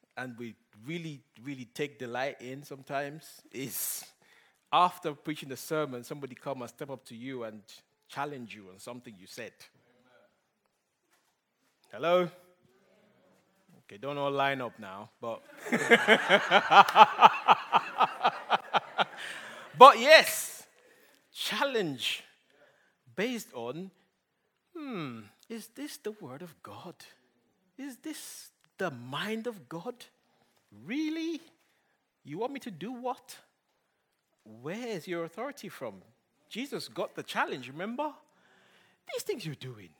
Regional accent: Nigeria; English is a second language; moved away; my boys might not understand Pidgin English as much as I do because I grew up in Nigeria

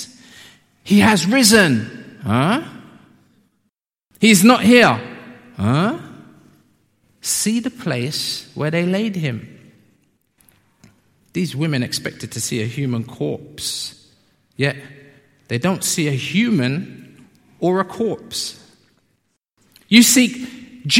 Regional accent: London, United Kingdom; also born or lived in Peckham; I'm from South

